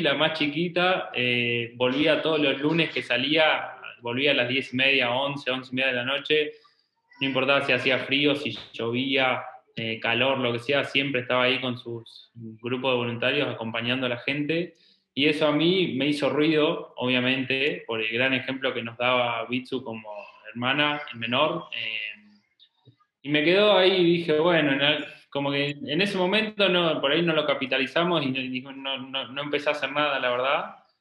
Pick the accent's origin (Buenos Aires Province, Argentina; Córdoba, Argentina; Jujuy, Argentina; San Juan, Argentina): Buenos Aires Province, Argentina; Trenque Lauquen; moved away as an adult; now in Buenos Aires, Argentina; nosotros somos de Trenquelauquen, que es una ciudad de 50.000 habitantes